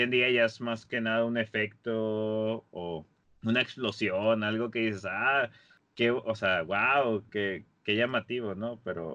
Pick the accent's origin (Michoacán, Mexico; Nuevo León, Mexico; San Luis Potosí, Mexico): Nuevo León, Mexico; Monterrey; somos de la Sultana del Norte, estamos aquí eh, en Monterrey